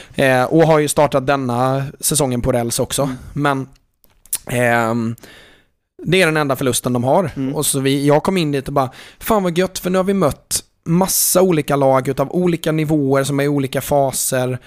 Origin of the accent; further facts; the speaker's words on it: Jönköping, Jönköping County, Sweden; halva min uppväxt var ju liksom i stort sett på Råslätt